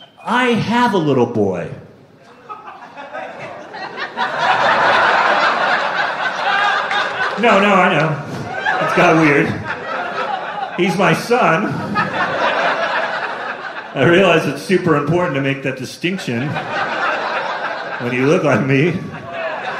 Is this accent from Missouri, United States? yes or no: no; California, United States; also born or lived in Sacramento; I grew up in California